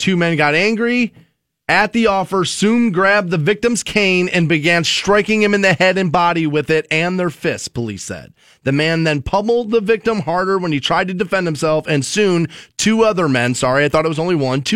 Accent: Aurora Shores, United States; I grew up in Aurora Shores on the water

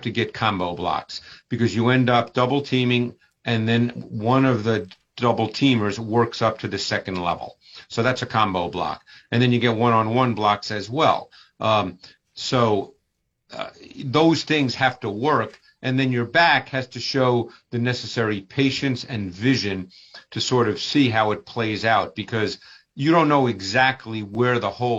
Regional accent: Northeast, United States; moved away; I grew up in the Northeast

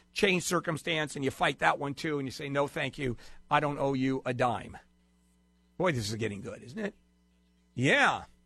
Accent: Brazil; moved away; I was born in Brazil, and when I was growing up there

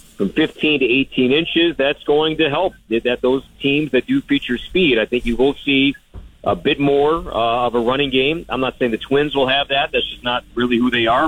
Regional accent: Chicago, Illinois, United States; I'm from the Chicagoland area, so I grew up a diehard, diehard Cubs fan

